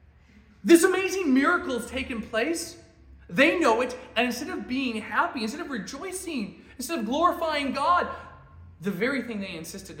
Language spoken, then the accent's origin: English; Alaska, United States; now in Lynchburg, United States; I'm from Alaska